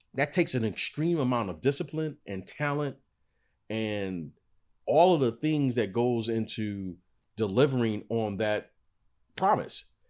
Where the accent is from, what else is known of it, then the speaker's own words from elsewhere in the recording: Michigan, United States; I'm from Michigan